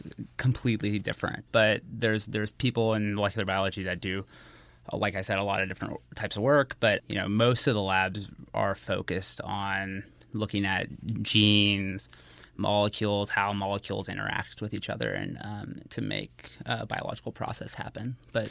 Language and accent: English; Arkansas, United States; moved away; I'm originally from Arkansas